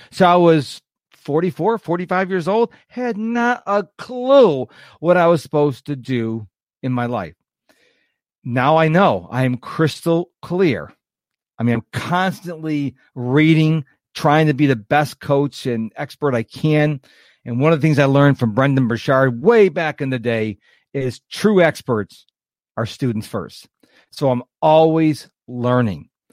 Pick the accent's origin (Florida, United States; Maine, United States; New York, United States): New York, United States; Rochester; moved away; also born or lived in Houston, Texas; I was born and raised in Rochester, New York, moved to Houston in nineteen ninety-seven